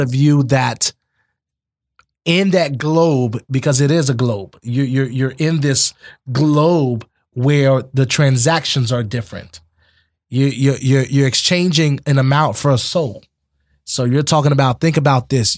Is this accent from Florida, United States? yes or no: yes; Immokalee, Florida, United States; also born or lived in Naples, Florida; I was raised in Immokalee, but born out of Naples Collier Hospital. But grew up in Immokalee all my life